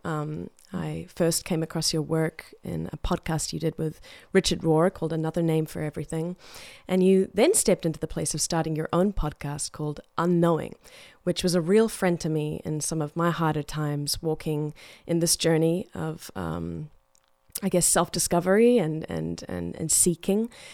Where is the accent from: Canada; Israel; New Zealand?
New Zealand; growing up in New Zealand